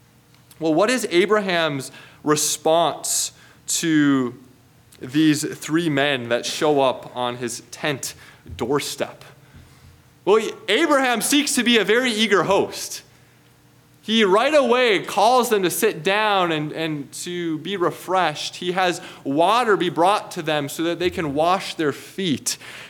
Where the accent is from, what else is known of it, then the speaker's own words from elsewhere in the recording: Midwest, United States; moved away; growing up in the Midwest, there are a lot of thunderstorms.